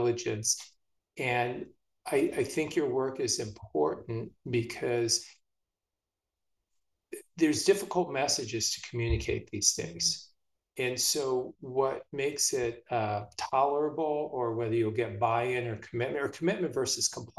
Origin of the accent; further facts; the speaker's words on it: California, United States; moved away as an adult; now in Philadelphia, United States; I'm from California. I grew up there until about my mid-20s.